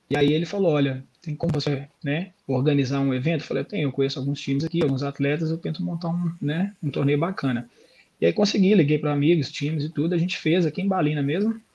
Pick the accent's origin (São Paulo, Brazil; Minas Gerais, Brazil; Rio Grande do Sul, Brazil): Minas Gerais, Brazil; Belo Horizonte; now in Australia; como se fosse Belo Horizonte, né, de onde eu vim do Brasil. É, do Brasil.